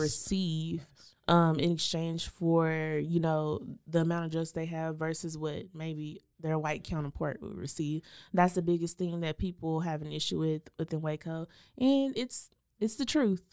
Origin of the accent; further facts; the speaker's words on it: Waco, Texas, United States; I grew up in East Waco across the tracks